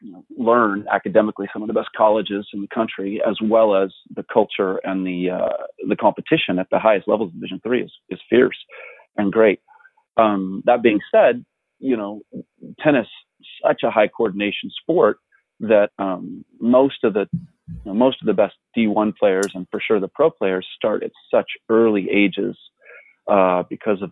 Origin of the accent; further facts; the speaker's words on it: Southern California, United States; I grew up in Southern California